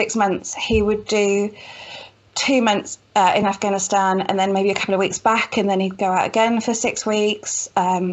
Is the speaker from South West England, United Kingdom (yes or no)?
yes; Cheltenham, South West England, United Kingdom; moved away; I grew up in lovely Cheltenham